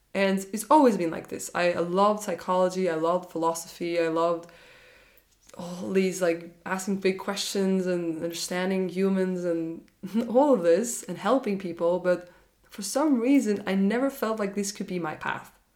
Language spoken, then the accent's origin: English; Norway; when I got back to Norway, I'm from Norway